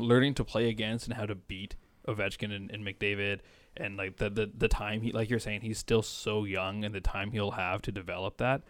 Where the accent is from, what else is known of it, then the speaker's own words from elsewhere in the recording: Canada; I'm Canadian